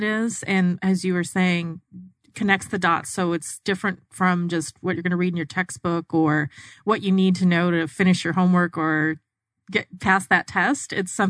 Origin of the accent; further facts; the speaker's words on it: Arizona, United States; I grew up in Arizona as well